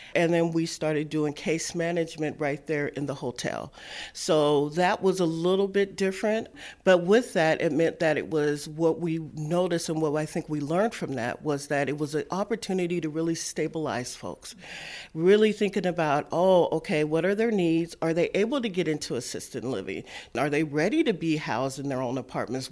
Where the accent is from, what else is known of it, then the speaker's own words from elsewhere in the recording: Seattle, Washington, United States; I was born and raised in Seattle